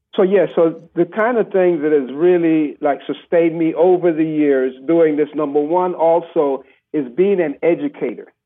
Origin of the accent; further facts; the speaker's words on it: Panama; growing up in Panama with, with my grandparents